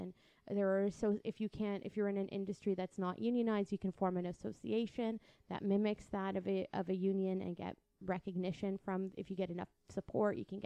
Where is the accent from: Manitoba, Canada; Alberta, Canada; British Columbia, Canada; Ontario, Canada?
Ontario, Canada; Windsor; I'm from Windsor. It takes 30 minutes to get to Detroit